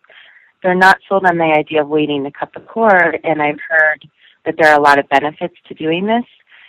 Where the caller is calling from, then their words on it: Chicago, Illinois, United States; I'm calling from Chicago.